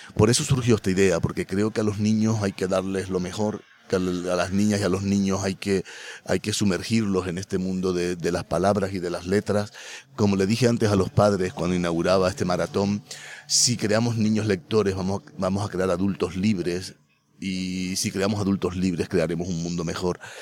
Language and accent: Spanish; Los Silos, Canary Islands, Spain; vivo aquí porque como nací aquí, por casualidad o porque tenía que nacer aquí, pues aquí quiero vivir